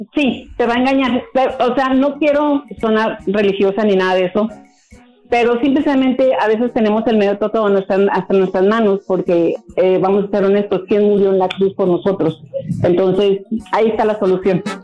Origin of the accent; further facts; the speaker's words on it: San Miguel de Allende, Guanajuato, Mexico; moved away; somos de San Miguel de Allende, Guanajuato